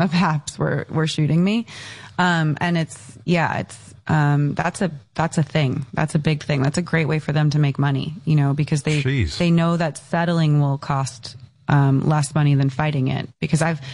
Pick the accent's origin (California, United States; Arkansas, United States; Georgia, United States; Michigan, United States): California, United States; Encinitas; I grew up in Encinitas in San Diego